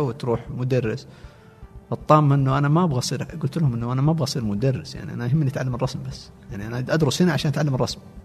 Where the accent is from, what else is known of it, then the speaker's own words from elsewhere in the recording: a village belonging to Al-Namas, Asir, Saudi Arabia; also born or lived in Riyadh / Abha; ما جينا من ابها جينا من القريه تابعه للنماص مدينه النماص